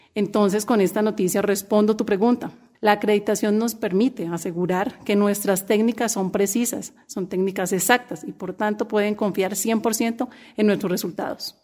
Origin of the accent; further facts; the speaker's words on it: Popayán, Cauca, Colombia; soy de Popayán, y me encanta trabajar por esta ciudad